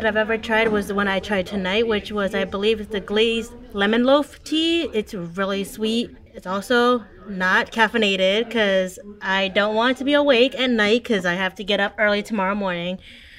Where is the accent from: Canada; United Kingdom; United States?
United States; born there; I am Vietnamese second generation. My parents were born in Vietnam. Obviously, I was born here in the United States.